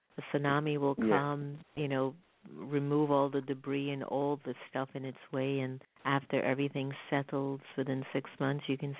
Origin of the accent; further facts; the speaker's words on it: South Florida, United States; growing up in South Florida myself